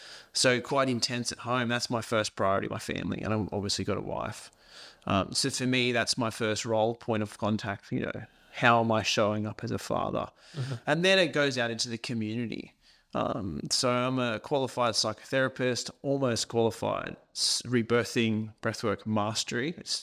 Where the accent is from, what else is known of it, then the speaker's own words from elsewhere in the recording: Scotland, United Kingdom; so I was born in Scotland, in a little tiny country town, grew up on a farm.